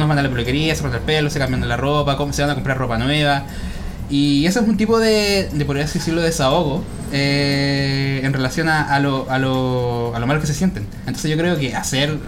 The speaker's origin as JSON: {"language": "Spanish", "country": "Chile", "said": "acá nosotros en Chile"}